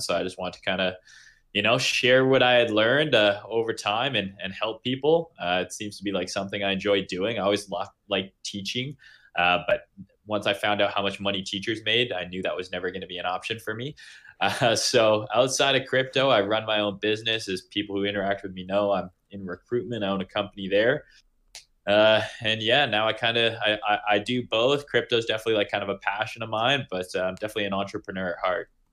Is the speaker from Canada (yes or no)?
yes; Canada; I'm from Canada